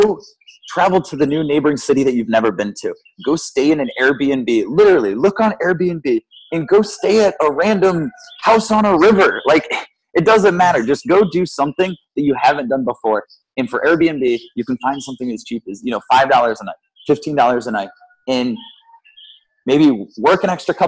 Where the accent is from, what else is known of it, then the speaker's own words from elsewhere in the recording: Midwest, United States; born and raised in the Midwest